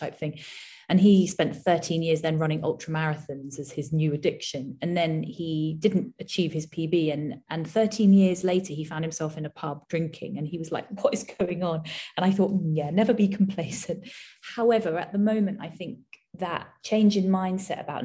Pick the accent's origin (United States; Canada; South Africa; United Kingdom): United Kingdom; being British